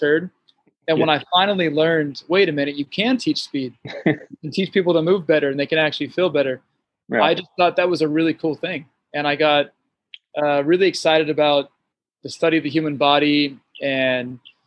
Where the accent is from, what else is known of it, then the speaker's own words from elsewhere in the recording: Santa Clarita, California, United States; I grew up in Santa Clarita Valley